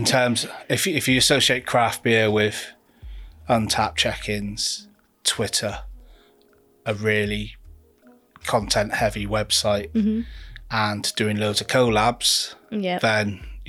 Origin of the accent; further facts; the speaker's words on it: Plymouth, South West England, United Kingdom; moved away as an adult; also born or lived in Leeds; after moving back from Leeds, where we lived for 7 years. I'm originally from Plymouth